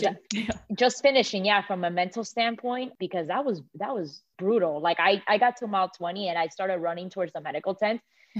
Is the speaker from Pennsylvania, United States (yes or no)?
no; Miami, Florida, United States; now in Atlanta, United States; growing up in Miami